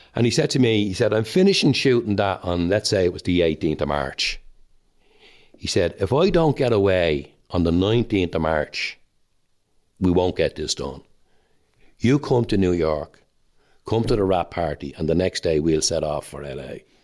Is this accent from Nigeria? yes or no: no; Dublin, Leinster, Ireland; I'm Irish and I'm Dublin